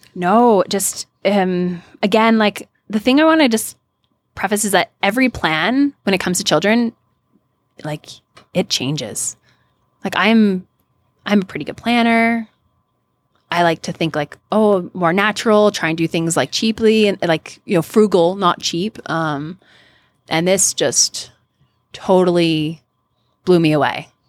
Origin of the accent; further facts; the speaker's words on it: Canada; also born or lived in California; now in United States; I'm Canadian, um, and American.